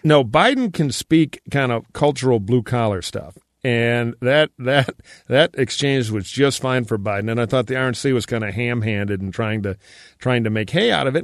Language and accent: English; Michigan, United States; my home state of Michigan